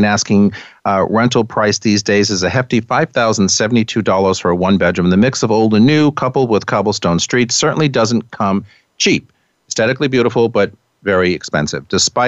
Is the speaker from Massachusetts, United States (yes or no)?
no; New York, United States; And as a New Yorker, sometimes I say when I'm in places like that, you can't even see this magnificent Manhattan view from anywhere in Manhattan.